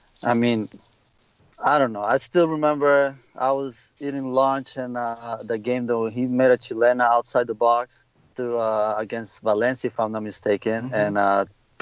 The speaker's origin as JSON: {"language": "English", "country": "El Salvador", "tie": "born or raised there", "moved": "yes", "lives_now": "Los Angeles, United States", "said": "my home country, El Salvador"}